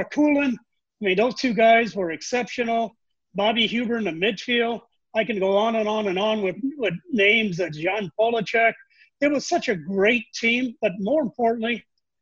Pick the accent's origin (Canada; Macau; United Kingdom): Macau; moved away; also born or lived in Charleston, Illinois, United States; when I tell people I grew up in China, they look at me and think that I'm a joker. But no, it was Macau was a Portuguese colony